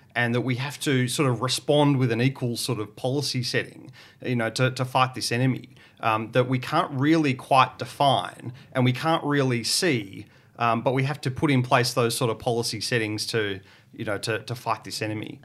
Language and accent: English; Portland, Victoria, Australia; I grew up in Portland, um, which is on the southwest coast of Victoria.